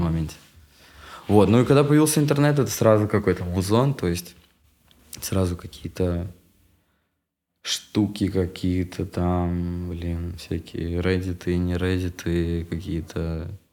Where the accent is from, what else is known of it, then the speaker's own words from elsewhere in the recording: Yeysk, Krasnodar Krai, Russia; moved away; also born or lived in Moscow; я очень долго как бы рос в Ейске у бабушки. Меня отправляли там типа на полгода туда